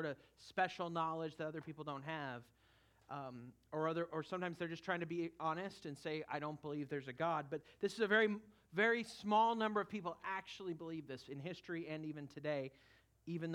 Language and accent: English; California, United States; moved away; the church I grew up in California